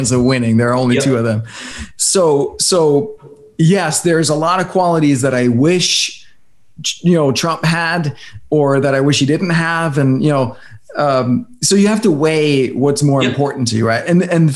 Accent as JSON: {"language": "English", "country": "Denmark", "tie": "born or raised there", "moved": "yes", "lives_now": "United States", "said": "I come from Denmark"}